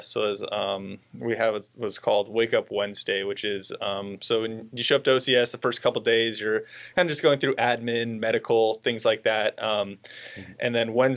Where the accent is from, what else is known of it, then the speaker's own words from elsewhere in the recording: Santa Clarita, California, United States; moved away as an adult; I originally grew up right around Los Angeles, kind of north of Los Angeles. Lived there most of my life and really enjoyed it there. Pretty standard Southern California kid